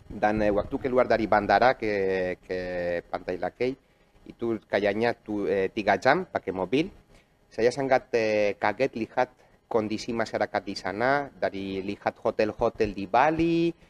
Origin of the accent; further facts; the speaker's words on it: Barcelona, Catalonia, Spain; Indonesian is a second language; moved away as an adult; now in Indonesia; saya orang Spanyol yang sudah 11 tahun tinggal di Indonesia. Saya lahir di kota Barcelona.